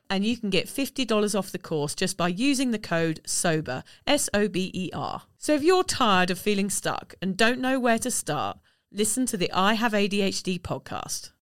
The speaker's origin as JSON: {"language": "English", "country": "United Kingdom", "moved": "yes", "lives_now": "Australia", "said": "we are both British"}